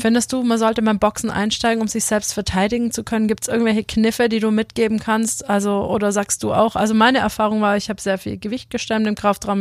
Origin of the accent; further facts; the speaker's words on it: Paris, Île-de-France, France; in meiner Geburtsstadt in Paris